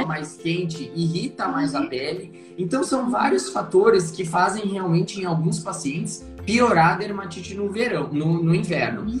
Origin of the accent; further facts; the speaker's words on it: interior of Paraná, Brazil; moved away as an adult; also born or lived in Curitiba / São Paulo; now in Porto Alegre, Brazil; eu sou natural do interior do Paraná